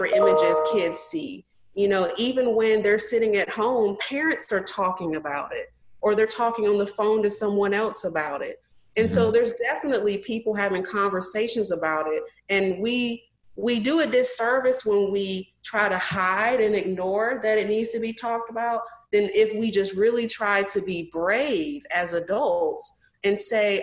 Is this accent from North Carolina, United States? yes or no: yes; North Carolina, United States; where I grew up in North Carolina